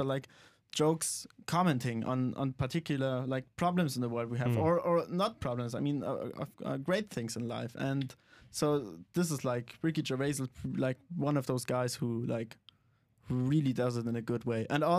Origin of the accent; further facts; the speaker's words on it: Germany; English is a second language; with most of my friends I talk in German because I'm from Germany.